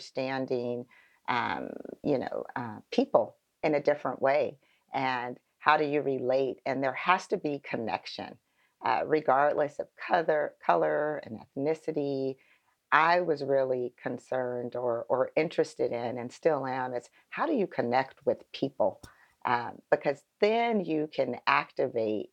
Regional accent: Phoenix, Arizona, United States; I am born and raised in Phoenix, Arizona

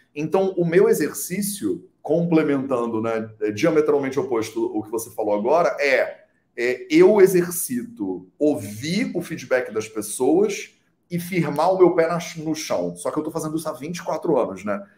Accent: Brazil; eu sou brasileiro

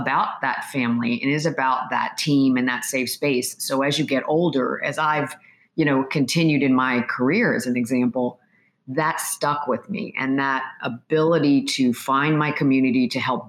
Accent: Pennsylvania, United States; The way that I grew up was in the Korean American community in a very small town in Pennsylvania where there wasn't a lot of diversity

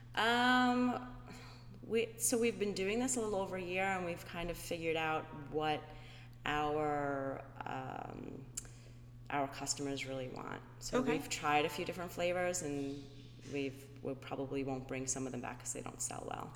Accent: New York, United States; moved away as an adult; now in Florida, United States; I was born and raised in New York

